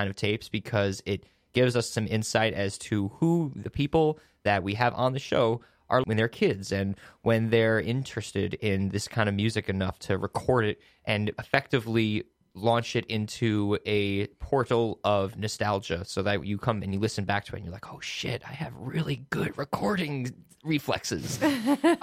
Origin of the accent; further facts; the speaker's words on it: Woodstock, New York, United States; I grew up in Woodstock, New York, in the Hudson Valley